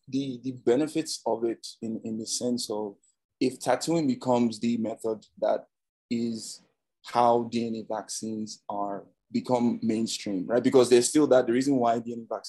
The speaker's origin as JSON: {"language": "English", "country": "Nigeria", "moved": "yes", "lives_now": "United States", "said": "so I'm from Nigeria, I come from a third world country"}